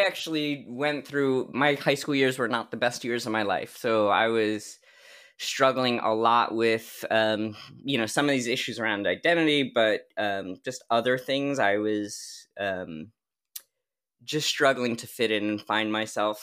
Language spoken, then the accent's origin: English; New Jersey, United States; a massage school in New Jersey, in my hometown